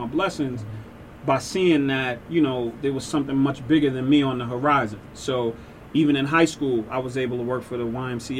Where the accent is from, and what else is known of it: New York City, New York, United States; born or raised there